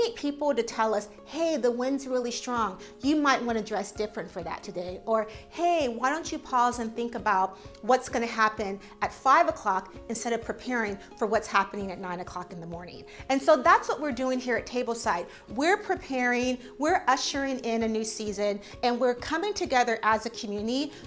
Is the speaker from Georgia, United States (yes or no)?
no; San Diego, California, United States; now in New York, United States; I come from San Diego